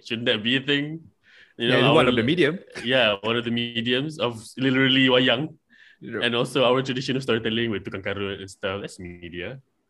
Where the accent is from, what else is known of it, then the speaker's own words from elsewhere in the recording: Malaysia; I'm from Malaysia.